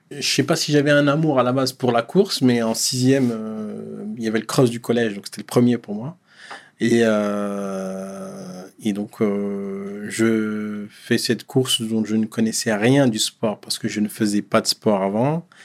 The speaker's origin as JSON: {"language": "French", "town": "Dechy", "region": "Hauts-de-France", "country": "France", "tie": "born or raised there", "said": "moi, je suis né en 83"}